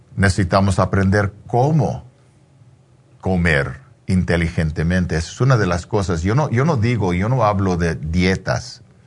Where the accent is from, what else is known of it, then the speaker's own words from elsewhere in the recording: Mexico; Como mexicano